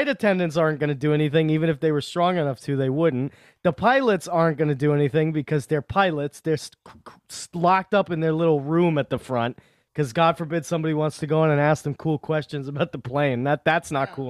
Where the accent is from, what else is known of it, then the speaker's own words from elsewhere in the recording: United States; they just know we're Americans